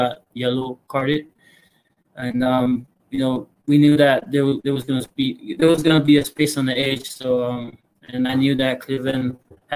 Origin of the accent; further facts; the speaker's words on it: American Samoa; moved away as an adult; also born or lived in Hawaii / Alaska; now in Utah, United States; I'm originally from American Samoa. I was born in Hawaii, but I was raised back in American Samoa